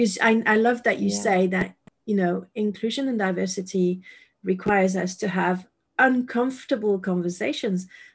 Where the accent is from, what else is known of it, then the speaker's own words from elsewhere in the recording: France; moved away; I moved away from France